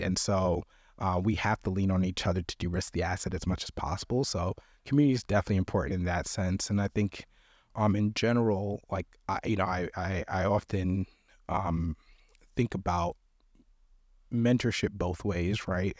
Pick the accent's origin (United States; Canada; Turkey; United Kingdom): United States; New York; moved away as an adult; also born or lived in Wisconsin; I'm from New York